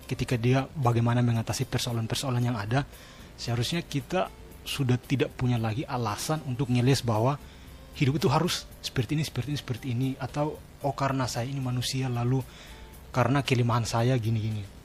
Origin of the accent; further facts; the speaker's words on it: Kupang, East Nusa Tenggara, Indonesia; saya kan dari Kupang jadi apa kultur maupun atmosfer belajar di sana ada beda dengan di sini